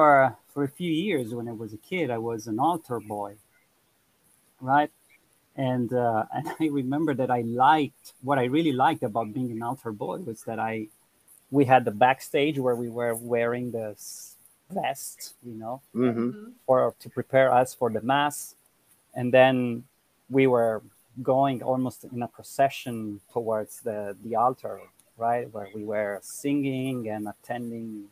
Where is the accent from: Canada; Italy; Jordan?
Italy; Milan, Lombardy; I'm from Italy. I was born in Milan and from an Italian father and a Costa Rican mother.